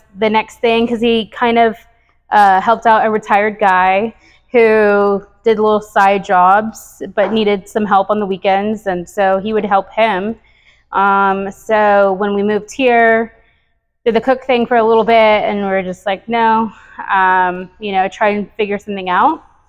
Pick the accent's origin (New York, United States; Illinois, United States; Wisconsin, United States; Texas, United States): Texas, United States; The Woodlands; so we moved to the Woodlands right after Harvey. I'm actually from the Woodlands though.